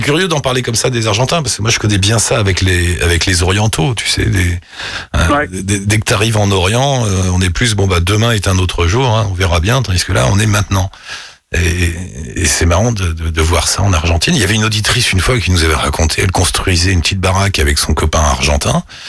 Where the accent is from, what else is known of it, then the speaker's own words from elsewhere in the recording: France; moved away as an adult; now in Australia; je ne suis pas française de passage en Australie, mais je suis installée en Australie